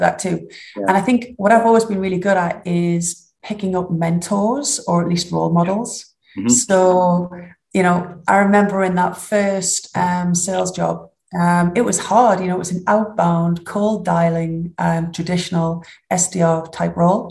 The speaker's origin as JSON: {"language": "English", "country": "United Kingdom", "accent": "northern", "said": "I don't think you could get much more northern than that. So I hope you're going to subtitle or dub this for my accent"}